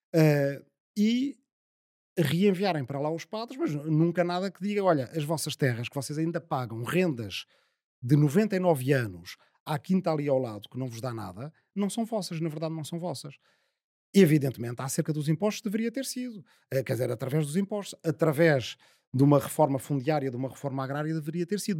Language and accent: Portuguese; Azambuja, Lisbon, Portugal; a minha aldeia é a última do Conselho da Zambuja